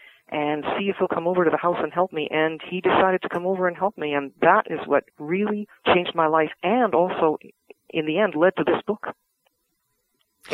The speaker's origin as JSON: {"language": "English", "town": "Vancouver", "region": "British Columbia", "country": "Canada", "tie": "born or raised there"}